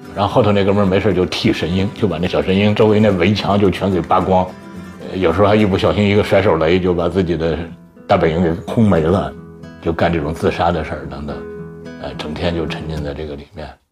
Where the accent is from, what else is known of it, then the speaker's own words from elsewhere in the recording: Hebei, China; 我是河北的考生